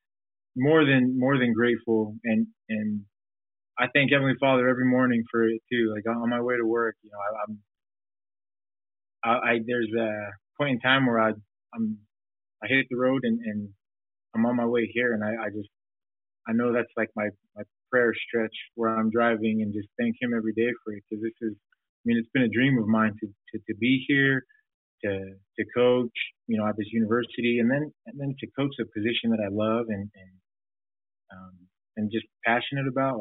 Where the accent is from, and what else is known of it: Provo, Utah, United States; born or raised there